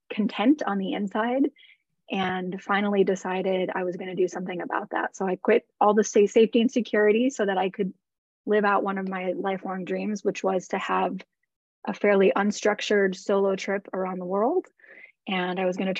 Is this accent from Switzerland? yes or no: no; the Midwest in Wisconsin and Minnesota, United States; moved away as an adult; also born or lived in Los Angeles, United States; now in St. Petersburg, United States; I grew up in the Midwest in Wisconsin and Minnesota.